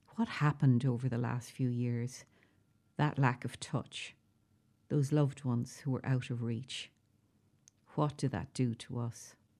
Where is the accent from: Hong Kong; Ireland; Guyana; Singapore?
Ireland; South-East Ireland; also born or lived in Dublin / West Wicklow; now in County Waterford, Ireland; the accents in the southeast are the voices I grew up with.